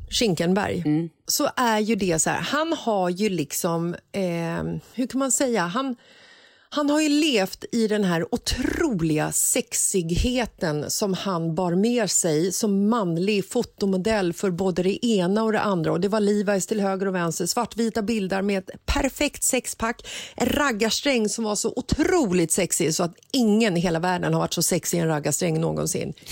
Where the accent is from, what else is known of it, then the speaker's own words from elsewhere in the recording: Stockholm, Stockholm County, Sweden; jag är uppvuxen i Bagarmossen.